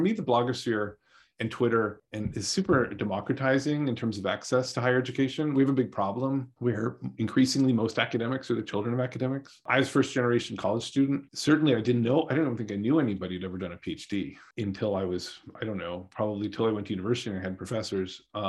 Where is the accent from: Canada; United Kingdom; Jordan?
Canada; moved away as an adult; now in United States; I grew up in Canada. You know, I've been living in the United States for like half my life now